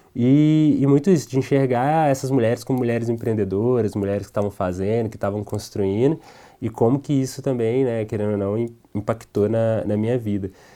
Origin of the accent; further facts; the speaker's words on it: Minas Gerais, Brazil; sou mineiro